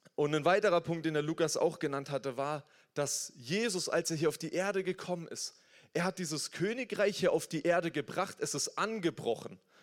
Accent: Germany; wir sind hier in Deutschland, ich bin als Deutscher aufgewachsen

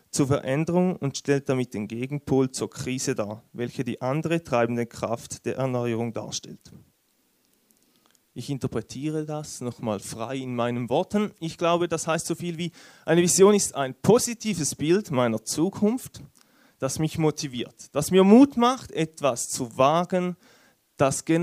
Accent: Switzerland; Wie ihr es wahrscheinlich hört, bin ich Schweizer.

